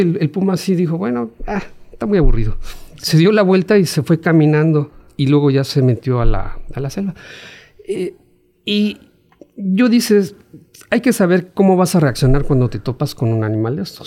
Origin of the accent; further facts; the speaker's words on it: Mexico City, Mexico; now in Chetumal, Mexico; yo nací en la Ciudad de México